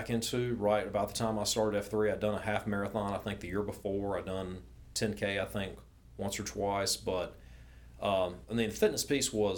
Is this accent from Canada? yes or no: no; Winston-Salem, North Carolina, United States; I grew up in Winston-Salem, just west of Greensboro.